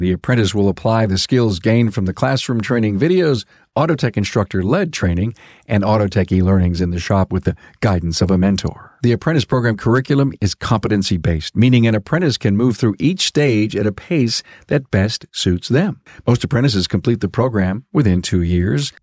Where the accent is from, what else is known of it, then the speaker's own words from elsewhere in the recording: Buffalo, New York, United States; He's from my hometown